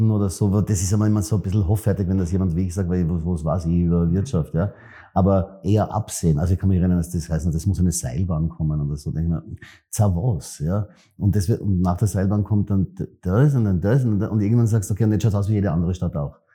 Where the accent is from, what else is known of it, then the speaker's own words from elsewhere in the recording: Vienna, Austria; ich komme aus der Triester-Siedlung, die ist auch wahnsinnig, also irgendwas sicher, ja, ob sie jetzt schön in dem Sinn ist